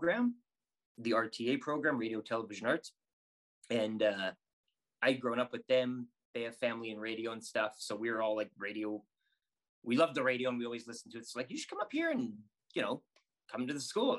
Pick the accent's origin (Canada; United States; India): Canada; Saskatoon, Saskatchewan; now in Edmonton, Canada; So I grew up in Saskatoon, and my dad, we'd listen to WHL games.